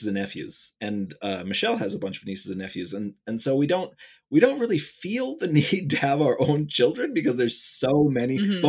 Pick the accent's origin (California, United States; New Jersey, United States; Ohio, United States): Ohio, United States; I'm from Ohio, which is, you know, technically Midwest, but kind of East Midwest, you know, area.